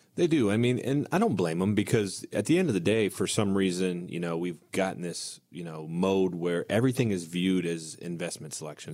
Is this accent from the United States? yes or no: yes; United States; growing up on Indian Lake